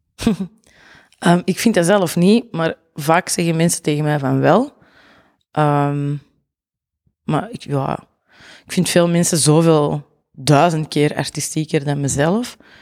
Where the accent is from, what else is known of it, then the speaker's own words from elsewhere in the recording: Mortsel, Flanders, Belgium; accent: Antwerp; also born or lived in Zurenborg, Antwerp; now in Antwerp, Belgium; ik ben origineel, zal ik maar zeggen, van Mortsel Boeghout. Eh, en op mijn 17 ben ik op Zurenborg komen wonen